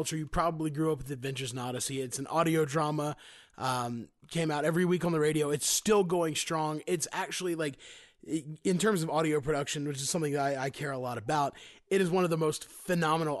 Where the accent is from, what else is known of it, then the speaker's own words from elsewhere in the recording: Greenville, South Carolina, United States; I'm from Greenville, South Carolina